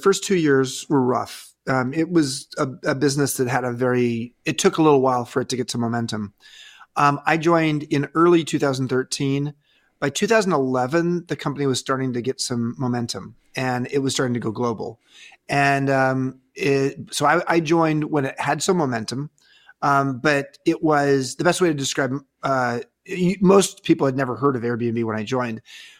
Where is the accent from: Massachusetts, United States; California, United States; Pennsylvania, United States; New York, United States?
California, United States; Yeah, so I grew up in Southern California, and I went up north to college at Stanford